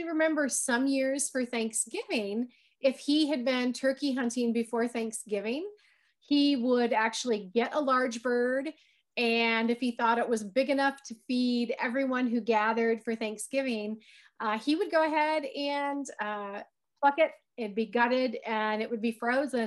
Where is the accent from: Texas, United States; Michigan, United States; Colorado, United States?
Michigan, United States; southwestern lower; I grew up in Michigan, as some of our viewers may not be aware, but I grew up in southwestern lower Michigan.